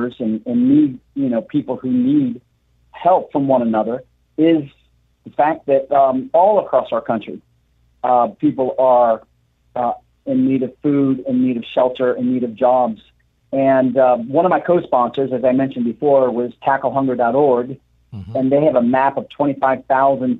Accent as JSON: {"language": "English", "region": "Pennsylvania", "country": "United States", "tie": "born or raised there", "moved": "yes", "lives_now": "New York City, United States", "said": "I grew up in Pennsylvania. So coming across Pennsylvania has been like a homecoming"}